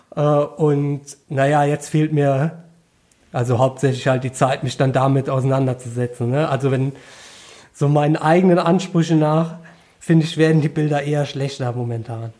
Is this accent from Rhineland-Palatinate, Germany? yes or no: yes; Koblenz, Rhineland-Palatinate, Germany; bei uns in Koblenz